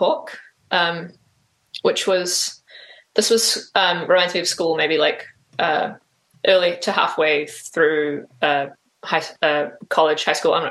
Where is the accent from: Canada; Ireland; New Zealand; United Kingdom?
New Zealand; Auckland; also born or lived in Jakarta, Indonesia / Australia; I basically grew up in Auckland, in New Zealand